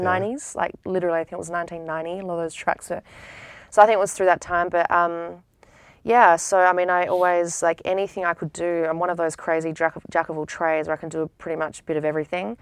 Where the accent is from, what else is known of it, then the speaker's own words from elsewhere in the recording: Adelaide, South Australia, Australia; moved away as an adult; now in United States; growing up in Adelaide